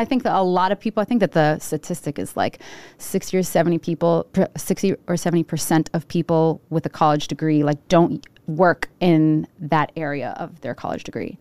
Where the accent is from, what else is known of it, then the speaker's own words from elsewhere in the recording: Providence, Rhode Island, United States; I was born in Providence. Uh, I grew up on Charles Street, right off of Charles Street